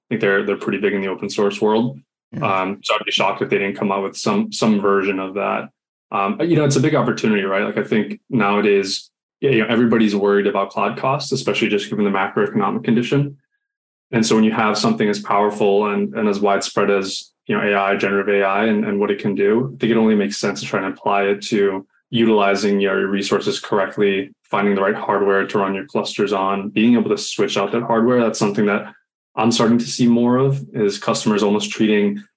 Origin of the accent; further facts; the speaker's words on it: Boston, Massachusetts, United States; now in San Francisco, United States; I'm originally from Boston, so I'm used to the sort of northeast humidity